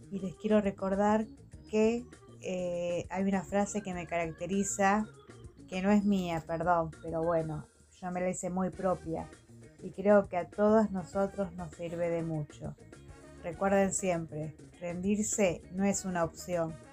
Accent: Villa Hernández, Santa Fe, Argentina; soy de Villa Hernández Santa Fe.

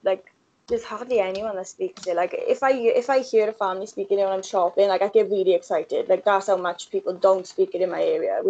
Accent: Wales, United Kingdom; born or raised there

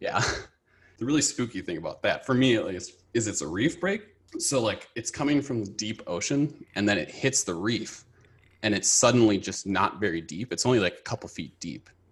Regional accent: Minneapolis, Minnesota, United States; moved away as an adult; also born or lived in Tokyo, Japan; now in Los Angeles, United States; I grew up in, uh, the Twin Cities with Asia

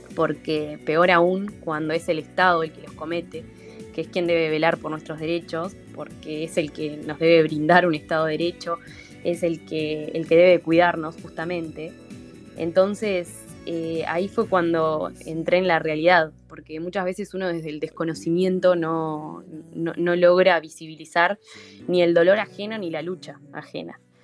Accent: Uruguay; como ciudadanos, como uruguayos

